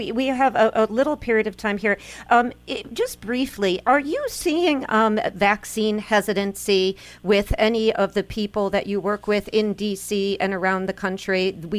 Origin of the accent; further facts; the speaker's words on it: New York, United States; My home state of New York wasn't so lucky, losing a seat.